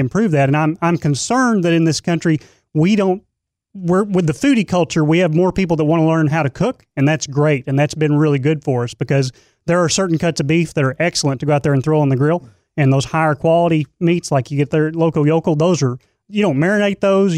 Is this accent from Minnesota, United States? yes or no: no; East Texas, United States; I'm from East Texas